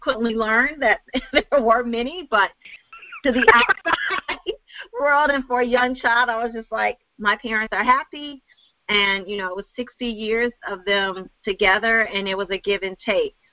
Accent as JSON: {"language": "English", "town": "Chicago", "region": "Illinois", "country": "United States", "also_born_or_lived": "Wisconsin"}